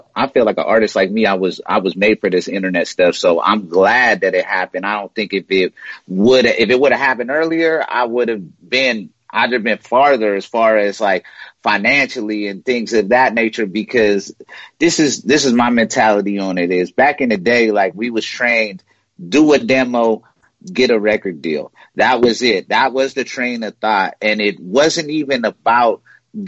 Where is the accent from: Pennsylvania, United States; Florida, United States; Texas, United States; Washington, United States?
Washington, United States; Spokane; I grew up in Spokane, Washington